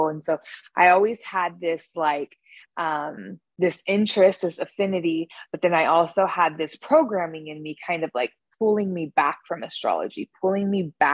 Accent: Northern California, United States; I was born in Northern California.

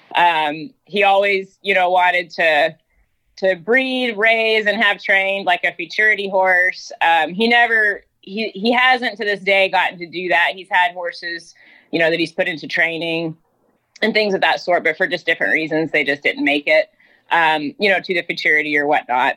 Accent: North Georgia, United States; moved away as an adult; now in Texas, United States; I grew up in North Georgia

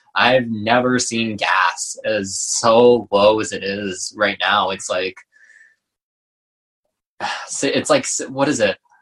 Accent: Halifax, Nova Scotia, Canada; I worked at like a, a vegan restaurant in my uh, in my hometown in Halifax

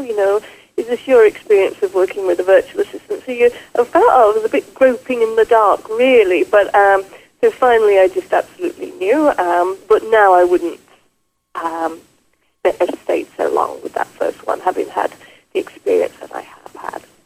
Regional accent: England, United Kingdom; moved away as an adult; now in Quebec, Canada; I grew up in England and was a nurse

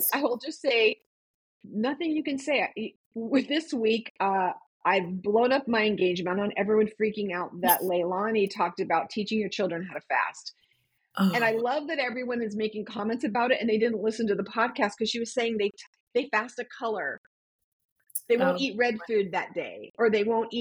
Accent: San Diego, California, United States; moved away; I grew up in San Diego

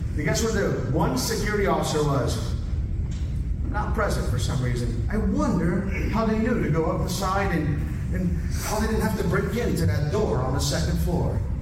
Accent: Florida, United States; moved away; also born or lived in California; I am from Florida.

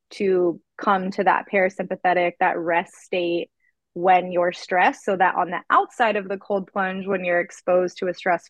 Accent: Georgia, United States; moved away; I'm from Georgia

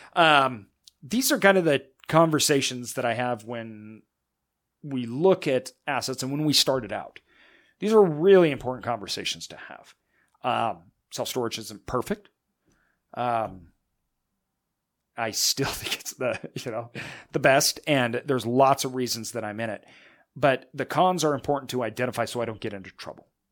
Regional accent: Northwest, United States; I'm obviously from the Northwest

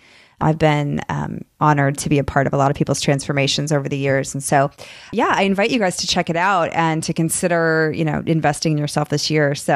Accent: United States; moved away as an adult; also born or lived in Chicago, Illinois / Boston, Massachusetts; now in Texas, United States; I'm from Chicago and Boston. So I grew up in very, very cold weather

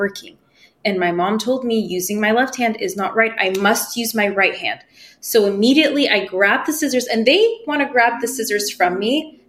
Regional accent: United States; first language Persian; English is a second language; I wasn't born in America. And when we came here, I was like 2 and we only spoke Farsi at home

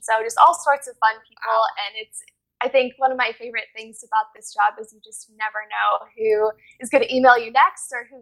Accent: West Virginia, United States; I'm from West Virginia, which is in the middle of nowhere

